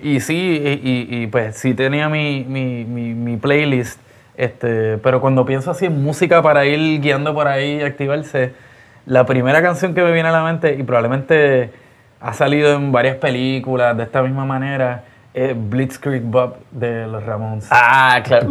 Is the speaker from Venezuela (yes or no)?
no; Puerto Rico; en Puerto Rico, como somos isla caribeña, pues hay una cultura del bajo